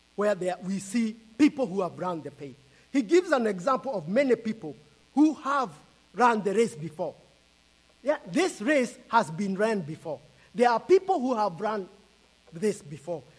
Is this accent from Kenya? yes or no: yes; Kenya; I am from Kenya, and we live in Kenya and we are visiting US